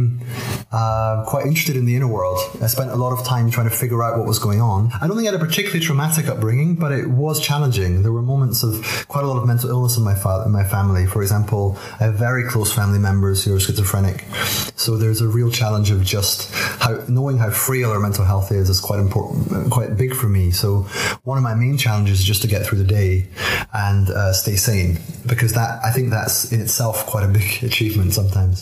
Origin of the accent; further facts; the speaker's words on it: Aberdeen, Scotland, United Kingdom; accent: Scottish burr; I was born in Aberdeen in 1977.